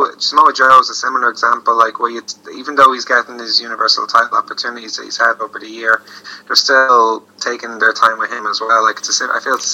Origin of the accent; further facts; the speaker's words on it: Ireland; as an Irishman